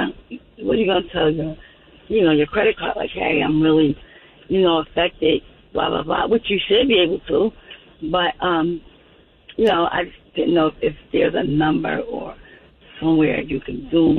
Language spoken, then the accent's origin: English; New York, United States; now in Georgia, United States; My son went to Georgia State University. We're from New York. Moved down here.